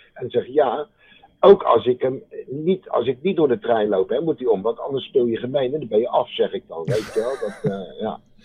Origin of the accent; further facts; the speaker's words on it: Delft, South Holland, Netherlands; accent: Haags; also born or lived in The Hague; ik kom van oorsprong uit Delft. Van oorsprong.